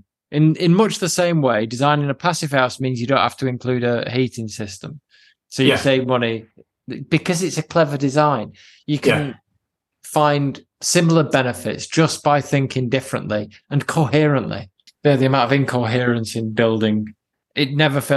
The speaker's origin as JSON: {"language": "English", "country": "United Kingdom", "said": "the Brits amongst us"}